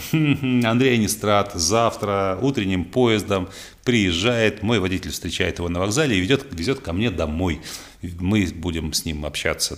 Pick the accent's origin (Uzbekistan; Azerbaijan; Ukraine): Ukraine; Odesa, Odesa Oblast; moved away; в моем родном городе Одессе